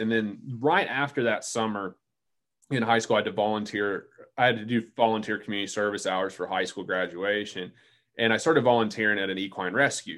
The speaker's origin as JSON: {"language": "English", "region": "Central North Carolina", "country": "United States", "tie": "born or raised there", "said": "I grew up in Central North Carolina"}